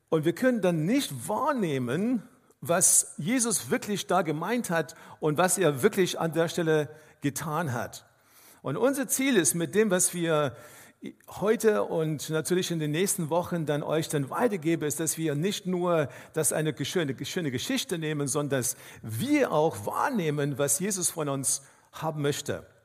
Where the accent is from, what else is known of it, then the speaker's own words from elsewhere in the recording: South Africa; Ich komme aus Afrika ursprünglich, aus Südafrika und wenn man äh, durch einen Wildpark fährt, dann ist es ganz wichtig, dass man schaut, welche Tiere man sieht.